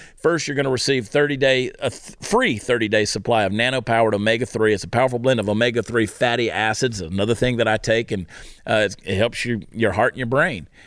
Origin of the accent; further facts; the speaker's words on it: United States; as an American